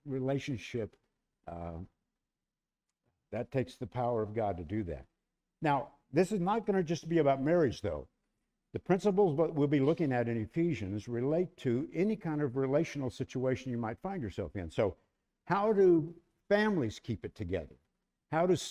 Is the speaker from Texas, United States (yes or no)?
yes; Texas Hill Country, United States; I grew up in the Texas Hill Country, and I was a country boy.